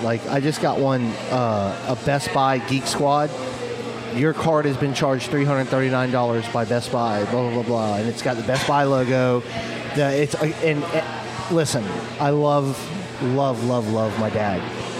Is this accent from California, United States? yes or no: no; Manchester, New Hampshire, United States; born there; accent: New England accent; So, I didn't have my New England accent. I don't have that now.